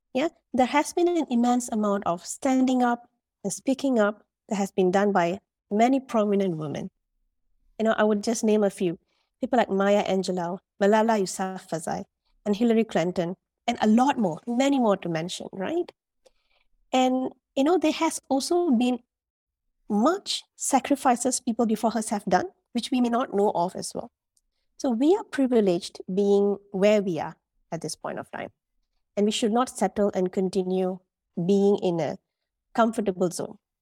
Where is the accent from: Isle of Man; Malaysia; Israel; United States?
Malaysia; moved away as an adult; also born or lived in United Arab Emirates; now in Dubai, United Arab Emirates; I'm a Malaysian, and like I've mentioned, I'm currently living in the U A E for the past three years